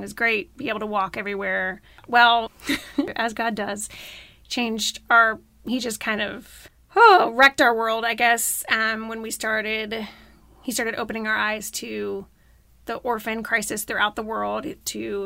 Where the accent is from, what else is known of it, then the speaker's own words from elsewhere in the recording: Florida, United States; now in Arkansas, United States; I grew up in Florida